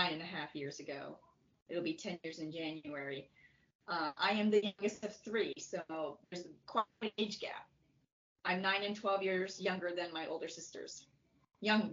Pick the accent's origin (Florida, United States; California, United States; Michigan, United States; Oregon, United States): Florida, United States; I was born in Florida